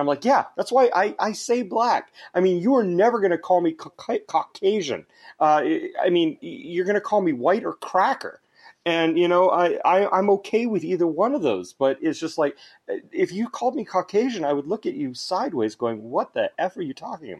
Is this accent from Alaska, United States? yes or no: yes; Anchorage, Alaska, United States; also born or lived in Canada / United Kingdom / Sweden; I'm originally from Anchorage, Alaska.